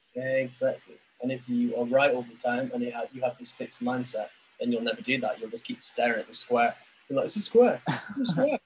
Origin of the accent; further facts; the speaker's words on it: England, United Kingdom; now in Vietnam; I'm still from England